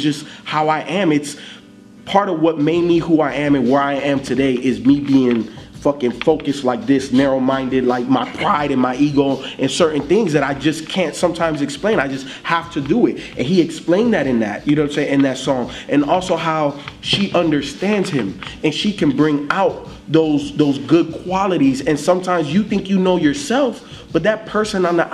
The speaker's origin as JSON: {"language": "English", "town": "Miami", "region": "Florida", "country": "United States", "tie": "born or raised there", "said": "I grew up in Miami."}